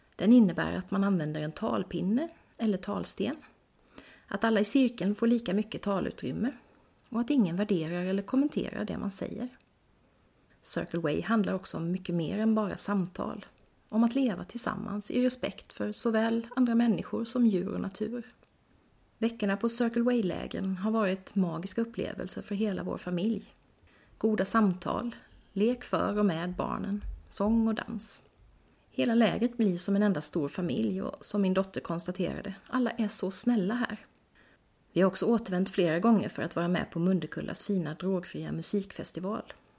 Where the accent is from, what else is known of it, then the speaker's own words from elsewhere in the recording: Växjö, Kronoberg County, Sweden; min hemstad Växjö